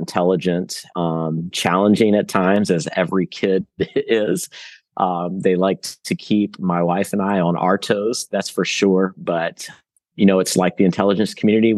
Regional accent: Roanoke, Virginia, United States; now in Jacksonville, United States; I was born in Roanoke at Roanoke Memorial Hospital. My family is from Roanoke

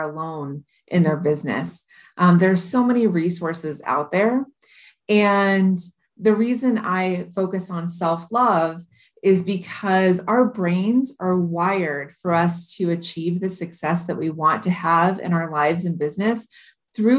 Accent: Modesto, California, United States; also born or lived in Iowa; now in Hawaii, United States; I was born and raised in Modesto, California in the United States

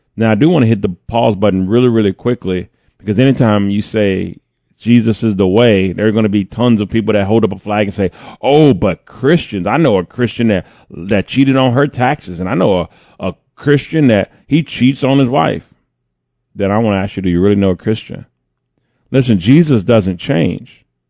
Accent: United States; I'm an American.

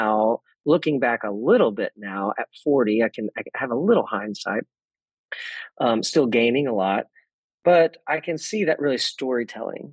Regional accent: Texas, United States; I grew up in Texas in a small town with my parents and my two older brothers

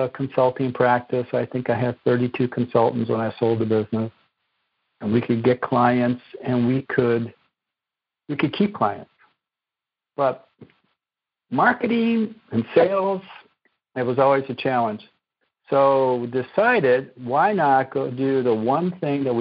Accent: Chicago, Illinois, United States; moved away as an adult; also born or lived in East Coast; I grew up on the west side of Chicago many years ago, and still an Illinois boy

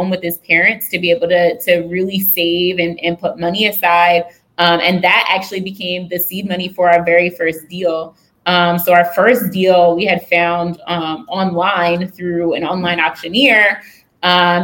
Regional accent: rural Pennsylvania, United States; now in Baltimore, United States; I grew up in Pennsylvania in like a farm town, rural Pennsylvania

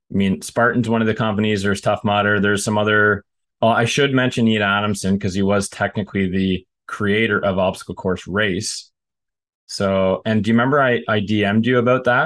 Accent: Canada; I'm from Canada

